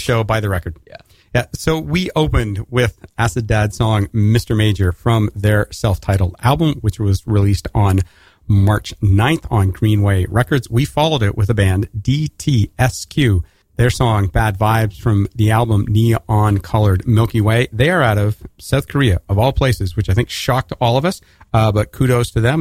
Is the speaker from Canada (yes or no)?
yes; Canada; as a Canadian